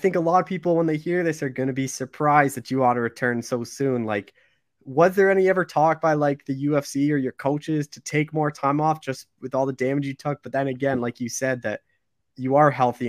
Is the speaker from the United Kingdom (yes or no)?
no; Canada; like, I'm from Canada